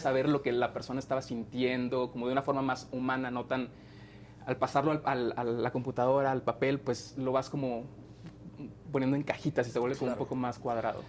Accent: Monterrey, Nuevo León, Mexico; yo soy de Monterrey

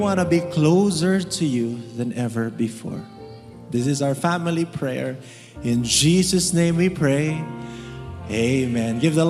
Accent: Philippines; You have a relationship with, as a Filipino, we are all in relationships.

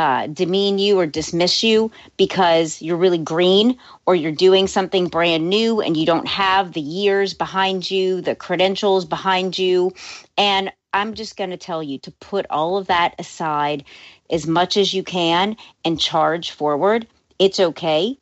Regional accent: New Orleans, Louisiana, United States; moved away as an adult; now in Los Angeles, United States; I was born and raised in New Orleans

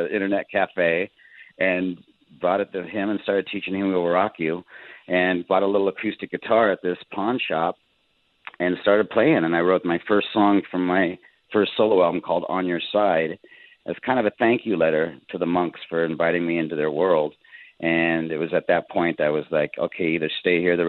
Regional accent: South Dakota, United States; moved away; also born or lived in Jerusalem; I grew up Catholic in South Dakota, going to church every Sunday

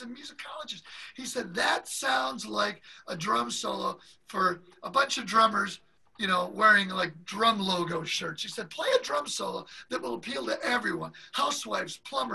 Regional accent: Detroit, Michigan, United States; my hometown of Detroit, Michigan, with my mom and dad and sister and grandmas up in the audience

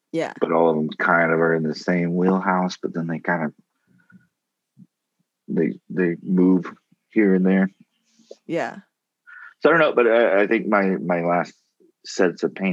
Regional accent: Ireland; No, I'm I'm definitely a, I'm Irish.

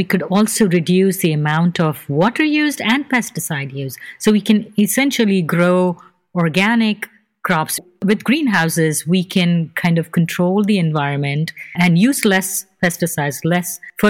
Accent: India; now in Chicago, United States; And I was fresh from India those days.

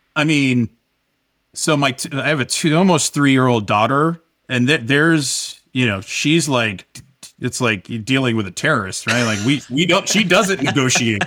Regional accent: Washington, District of Columbia, United States; moved away as an adult; also born or lived in Northern Virginia; now in Southern California, United States; I grew up, for the most part, in the Washington, D C area

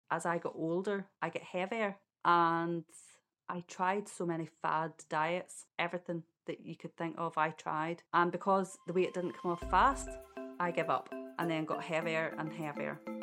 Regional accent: Ballymena, Northern Ireland, United Kingdom; I am from Ballymena

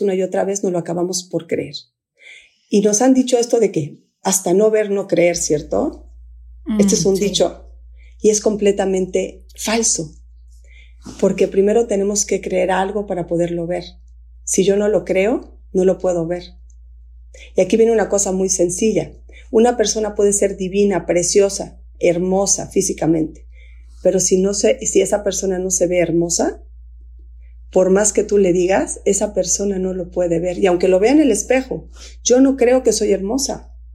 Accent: Guatemala; moved away; also born or lived in Mexico City, Mexico; estoy aquí en, en mi tierra y en Antigua hay tres volcanes

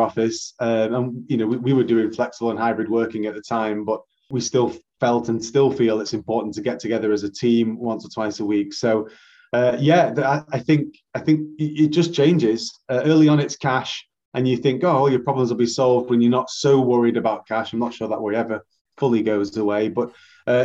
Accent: Manchester, North West England, United Kingdom; I'm a Mancunian born and bred.

